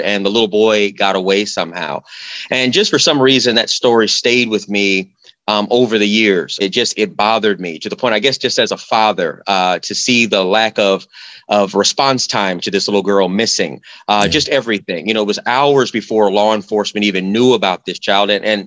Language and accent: English; Phoenix, Arizona, United States; I'm from Phoenix, Arizona, originally from Phoenix.